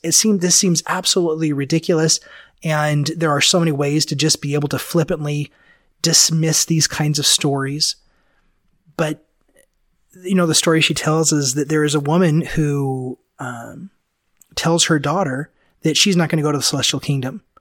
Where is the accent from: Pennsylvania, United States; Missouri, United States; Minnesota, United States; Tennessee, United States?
Tennessee, United States; Memphis; moved away; I lived back east and, and I grew up in Memphis